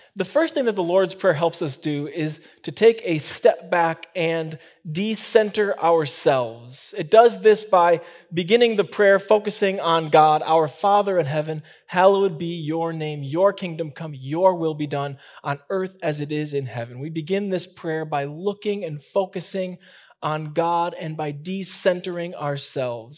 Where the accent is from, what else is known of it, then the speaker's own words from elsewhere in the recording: Chicago, Illinois, United States; moved away; I'm from Chicago